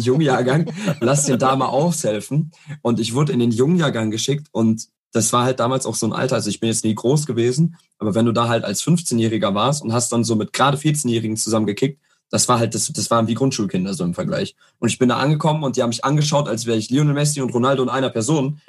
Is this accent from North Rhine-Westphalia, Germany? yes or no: yes; Herne, North Rhine-Westphalia, Germany; ich komme aus Herne